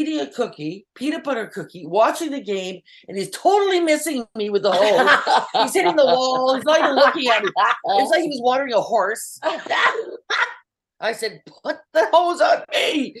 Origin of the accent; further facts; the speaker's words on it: Canada; moved away; also born or lived in Washington, United States; we're from Canada